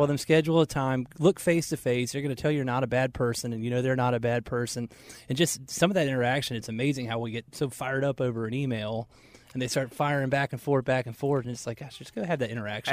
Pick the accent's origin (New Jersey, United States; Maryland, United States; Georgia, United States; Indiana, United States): Georgia, United States; Marietta; We grew up in Marietta, Georgia